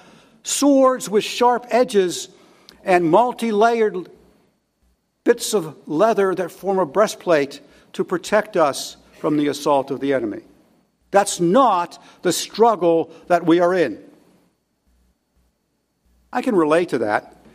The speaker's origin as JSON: {"language": "English", "country": "United States", "said": "as English speakers, as Americans"}